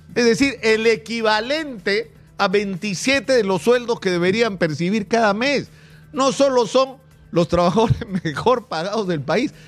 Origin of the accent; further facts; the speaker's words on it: Peru; como cualquier peruano, como cualquier peruano promedio